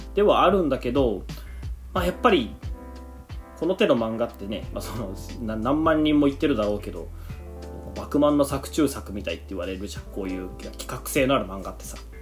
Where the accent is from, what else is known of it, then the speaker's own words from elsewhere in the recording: Yamaguchi, Japan; moved away; 俺の家の方に実家の方に山口県なんだけど